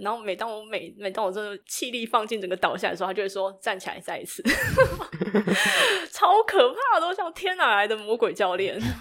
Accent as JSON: {"language": "Chinese", "town": "Tainan", "country": "Taiwan", "tie": "born or raised there", "also_born_or_lived": "northern Taiwan", "moved": "as an adult", "said": "土生土长的台南人嘛，好，为了要念大学，然后就到北部来，上，呃，北部来念书"}